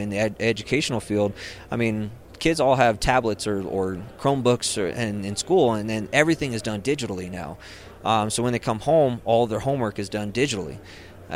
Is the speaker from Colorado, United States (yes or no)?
yes; Rio Blanco County, Colorado, United States; moved away as an adult; I grew up in Rio Blanco County. I mean, Rio Blanco County's home